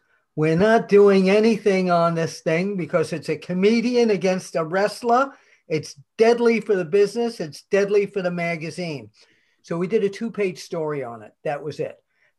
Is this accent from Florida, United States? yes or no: no; New York, United States; moved away as an adult; now in Pennsylvania, United States; I'm a New Yorker